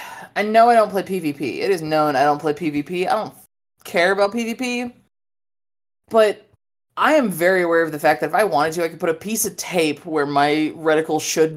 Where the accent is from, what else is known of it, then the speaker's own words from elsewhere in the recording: Michigan, United States; now in Texas, United States; I grew up in Michigan. I'm diet Canadian.